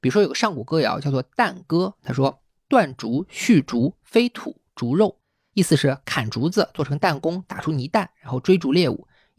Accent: China; accent: Wu; 我讲的是吴方言

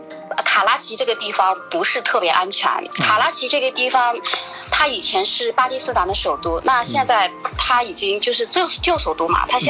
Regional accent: Shanghai, China; 他就问我你是哪里的？我说我上海的。

